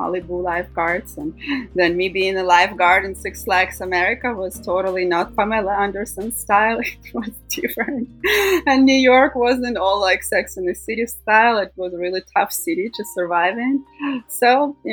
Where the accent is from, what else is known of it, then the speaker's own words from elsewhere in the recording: Russia; moved away as an adult; also born or lived in Thailand; now in United States; growing up in Russia